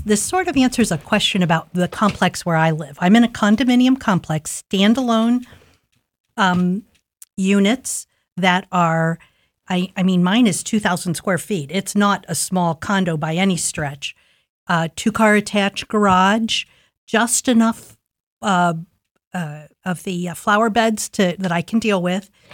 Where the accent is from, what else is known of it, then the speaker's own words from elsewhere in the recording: Columbus, Ohio, United States; I grew up in Linden